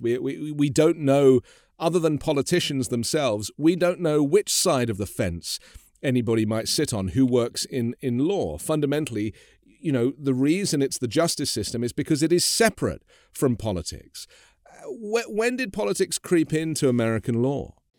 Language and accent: English; England, United Kingdom; moved away as an adult; now in Los Angeles, United States; I am from England, obviously, but I, I've been living